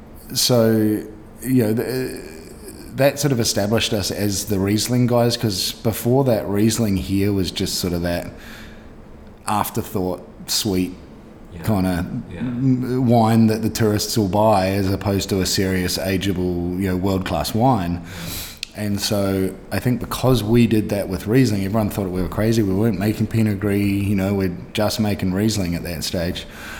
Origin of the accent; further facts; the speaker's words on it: Canada; born there; I was born in Canada. Through luck of the universe, so to speak, I have a Canadian passport as well